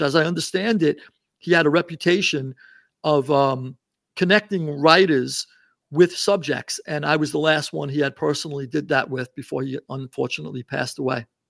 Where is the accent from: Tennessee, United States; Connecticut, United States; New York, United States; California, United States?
New York, United States; New York City; now in Sarasota, United States; I grew up in Queens, and, uh, one of the five boroughs in New York